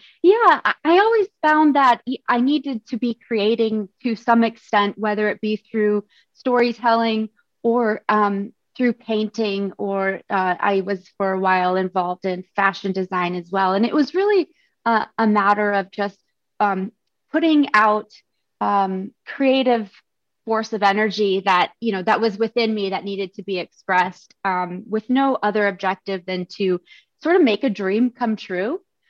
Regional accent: Japan; born there; also born or lived in Arizona; I was born in Japan

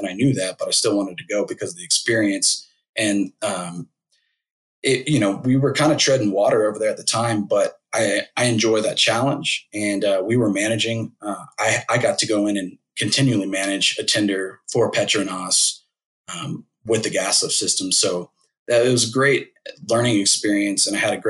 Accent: Singapore; born there; I always had an affinity to try to go to back to Southeast Asia where I was born in Singapore.

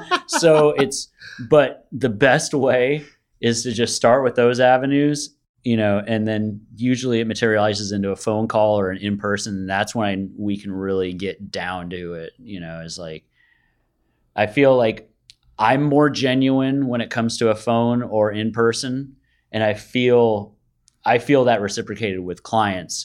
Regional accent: Bay Area, California, United States; I'm born and raised in the Bay Area.

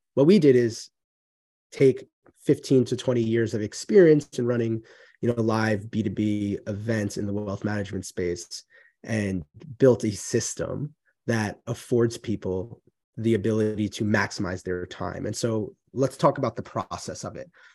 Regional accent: New York, United States; moved away as an adult; now in Central Massachusetts, United States; spent most of my life in New York

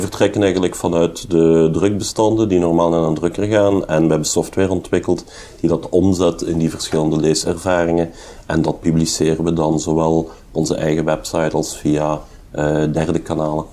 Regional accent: Hasselt, Flanders, Belgium; Ik ben een geboren en getogen Hasselaar.

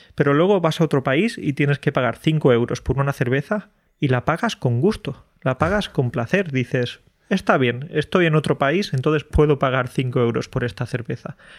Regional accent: Andalusia, Spain; moved away as an adult; now in Poland; de mi tierra, de Andalucía

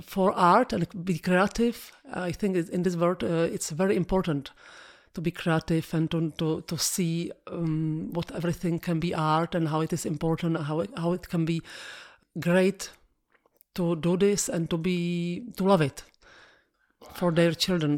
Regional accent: Prague, Czechia; English is a second language; I'm from Prague. I born in Prague

